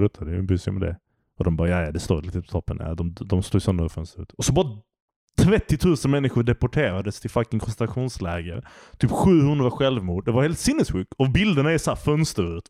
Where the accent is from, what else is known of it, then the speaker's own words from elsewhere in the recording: Malmö, Skåne, Sweden; jag är uppvuxen i Malmö